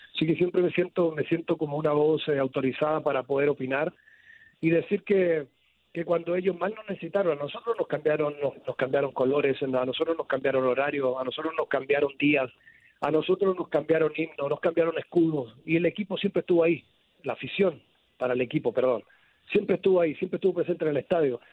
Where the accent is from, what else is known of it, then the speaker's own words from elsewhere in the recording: Morelia, Michoacán, Mexico; moved away as an adult; now in Calama, Chile; estaré estaré en mi tierra